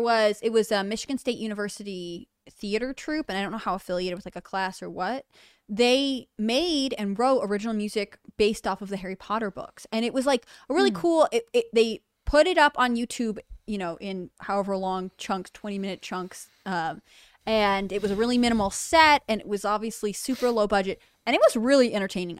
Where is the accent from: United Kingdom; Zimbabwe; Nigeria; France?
United Kingdom; I'm British